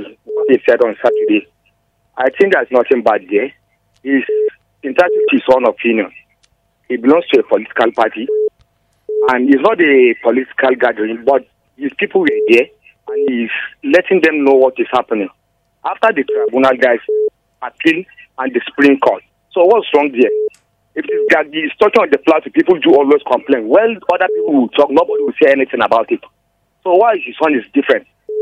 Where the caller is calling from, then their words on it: Panshin, Nasarawa, Nigeria; calling from Panshin.